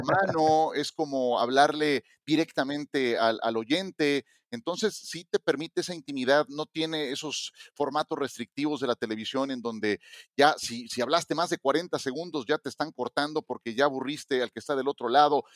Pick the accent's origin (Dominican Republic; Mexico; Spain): Mexico; como mexicano